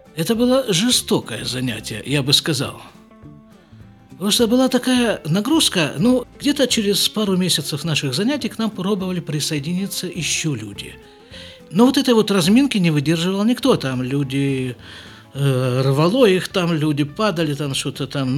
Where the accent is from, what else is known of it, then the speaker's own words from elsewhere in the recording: Krasnoyarsk, Krasnoyarsk Krai, Russia; moved away as an adult; also born or lived in Jerusalem; now in Israel; В нашей семье, которая поселилась в Красноярске